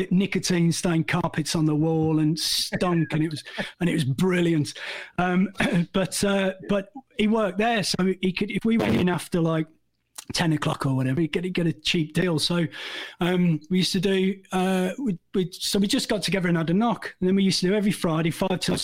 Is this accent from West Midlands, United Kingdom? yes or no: yes; Lichfield, West Midlands, United Kingdom; growing up in Lichfield, which is about 20 minutes from Birmingham